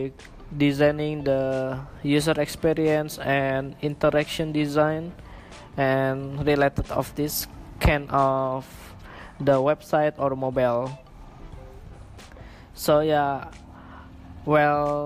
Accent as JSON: {"language": "English", "country": "Indonesia", "also_born_or_lived": "Singapore", "second_language": "English", "moved": "as an adult", "lives_now": "Malaysia", "said": "I'm from Indonesia, but currently I live in Malaysia and Singapore"}